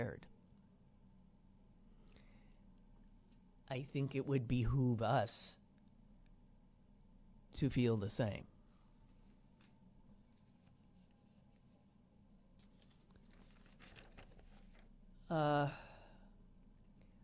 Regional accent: Green Bay, Wisconsin, United States; now in Pittsburgh, United States; I've lived in Pittsburgh, which is the place I've lived longest in my life, I drove from here to Green Bay, my hometown

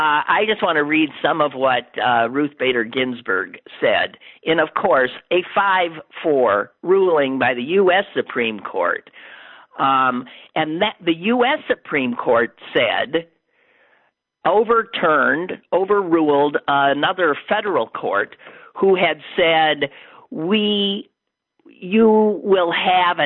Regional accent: Wisconsin, United States; now in Pittsburgh, United States; my home state of Wisconsin

